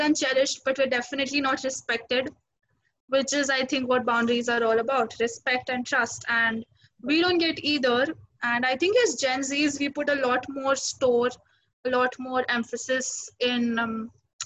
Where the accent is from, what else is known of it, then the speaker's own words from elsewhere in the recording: India; because we're Indian kids